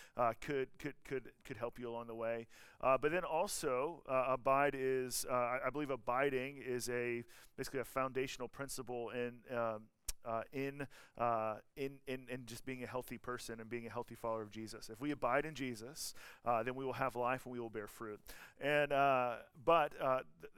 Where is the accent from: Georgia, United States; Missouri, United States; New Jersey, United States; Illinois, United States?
Georgia, United States; moved away; I'm from Georgia